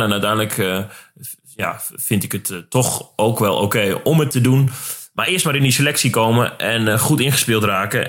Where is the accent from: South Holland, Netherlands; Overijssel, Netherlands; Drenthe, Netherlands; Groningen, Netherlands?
Drenthe, Netherlands; Ik kom uit Drenthe